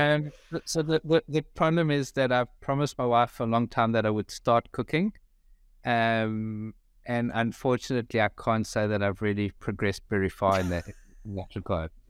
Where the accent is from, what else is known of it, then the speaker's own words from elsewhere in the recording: South Africa; moved away as an adult; now in Melbourne, Australia; I grew up in South Africa, been in Melbourne now for just over three years.